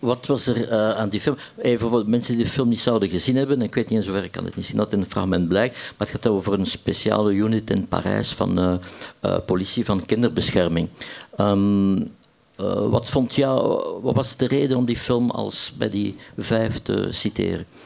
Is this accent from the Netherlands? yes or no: no; Ghent, Flanders, Belgium; ik als Gentenaar